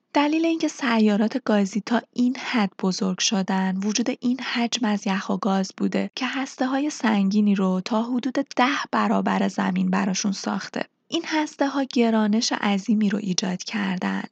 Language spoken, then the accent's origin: Persian; Iran; به عنوان یک ایرانی